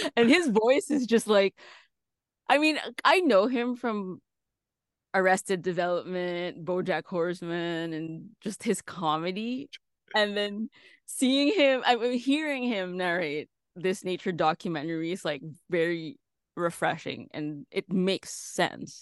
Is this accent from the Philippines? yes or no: yes; Philippines; moved away as an adult; now in Los Angeles, United States; I'm from the Philippines originally, so I started there